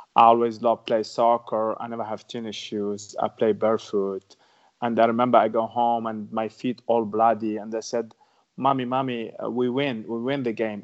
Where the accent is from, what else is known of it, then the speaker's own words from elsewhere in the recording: Tunisia; English is a second language; moved away; I grew up in Tunisia